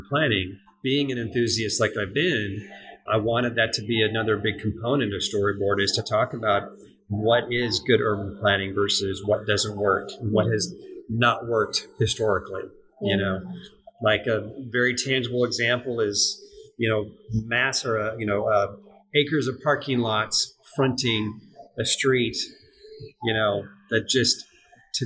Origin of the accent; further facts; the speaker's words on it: California, United States; moved away as an adult; now in Memphis, United States; I grew up in California